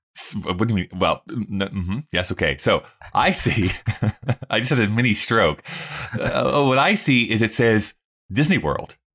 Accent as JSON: {"language": "English", "town": "Rocky Mountain House", "region": "Alberta", "country": "Canada", "tie": "born or raised there", "also_born_or_lived": "Red Deer", "said": "all these places I grew up in, Rocky Mountain House and Red Deer"}